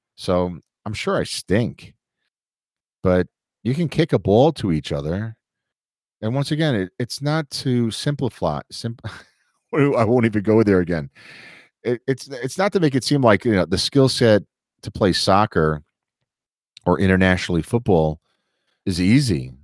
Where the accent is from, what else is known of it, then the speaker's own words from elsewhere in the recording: New York City, New York, United States; growing up in New York City